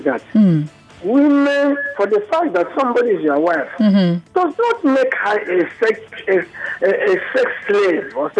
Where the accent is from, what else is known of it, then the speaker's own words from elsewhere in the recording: Nigeria; I'm a Nigerian, I'm a liberal man